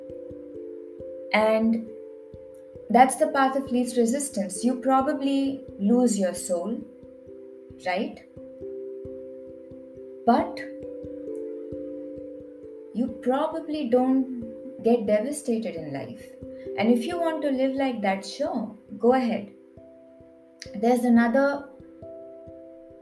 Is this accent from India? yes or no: yes; India; I'm Indian